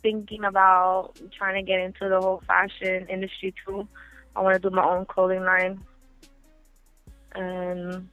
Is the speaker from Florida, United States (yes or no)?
yes; Miami, Florida, United States; I was born and raised in Miami, Florida